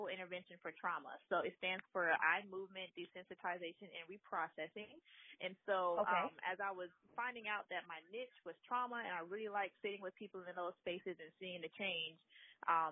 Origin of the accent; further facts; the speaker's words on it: South Carolina, United States; I am from South Carolina. I was raised here.